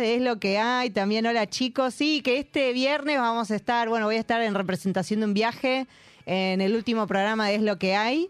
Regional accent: Buenos Aires, Argentina; nosotros somos todos de, acá, de, Cava

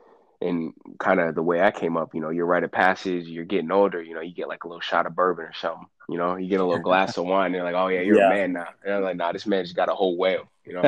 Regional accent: Connecticut, United States; I'm from Connecticut

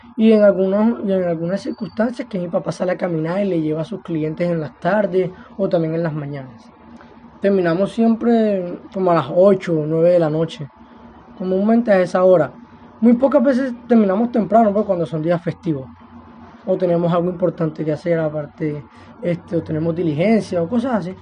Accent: Maracaibo, Zulia, Venezuela; now in Cartagena, Colombia; 17 años y nací en Maracaibo, Estado Zulia, Venezuela.

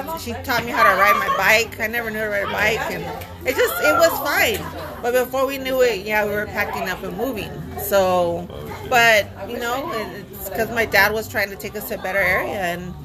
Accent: Rialto, California, United States; also born or lived in La Puente, California / Juarez, Mexico; I grew up in La Puente

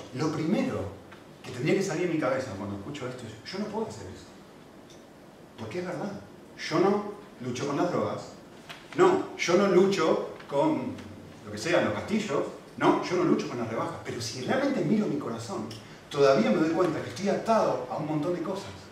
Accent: Argentina; moved away; cuando era chiquitito, y vivíamos obviamente en Argentina, mi acento lo delata

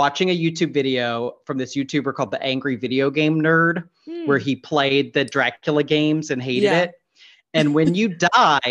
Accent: the South, United States; I grew up in the South

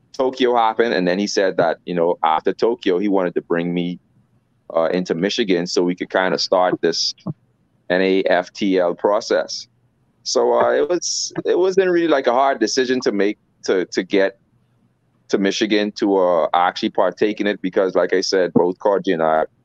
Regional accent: Bahamas; I'm from the Bahamas

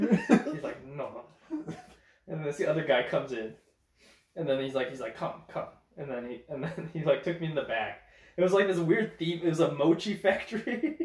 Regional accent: United States; I was like, America.

